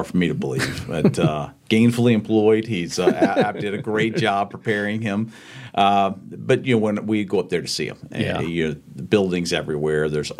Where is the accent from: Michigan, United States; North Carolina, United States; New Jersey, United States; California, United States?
North Carolina, United States; Charlotte; Grew up in Charlotte. My father's from Charlotte, but both sides of family are from North Carolina. We moved around the Charlotte area a bit, but it's home for me.